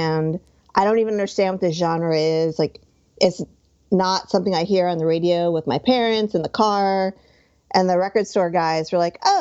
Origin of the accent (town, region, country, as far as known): New Jersey, United States; born or raised there; also born or lived in Hoboken